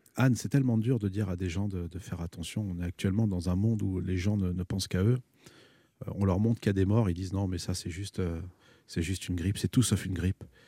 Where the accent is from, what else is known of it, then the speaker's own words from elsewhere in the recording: France; je dis Je suis né ici, je suis un isicien